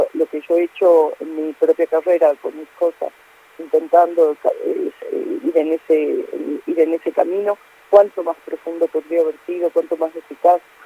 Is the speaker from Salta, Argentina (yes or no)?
yes; Salta, Argentina; yo soy de Salta